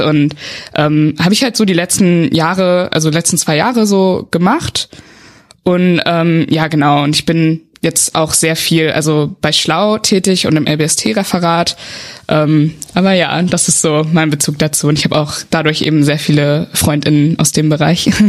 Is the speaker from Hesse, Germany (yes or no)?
no; Westerwald, Rhineland-Palatinate, Germany; moved away as an adult; now in Bonn, Germany; ich komme aus dem Westerwald, das ist so eine Region oben in Rheinland-Pfalz, aus einem ganz kleinen Dörfchen